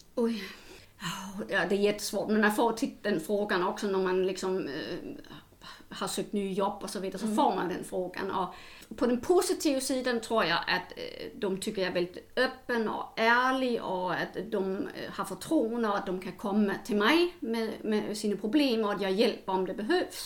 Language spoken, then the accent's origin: Swedish; Denmark; now in Sweden; jag kommer från Danmark